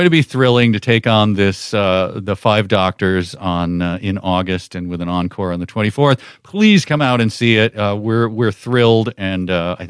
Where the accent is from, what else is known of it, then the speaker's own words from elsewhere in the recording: United States; as an American